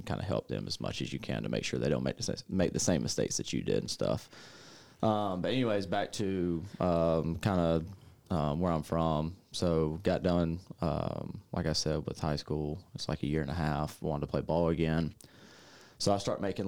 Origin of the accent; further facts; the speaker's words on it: Greenville-Spartanburg area, South Carolina, United States; moved away as an adult; now in McCook, United States; I'm from South Carolina, born and raised in, like, the Greenville-Spartanburg area, which is, like, the upstate of South Carolina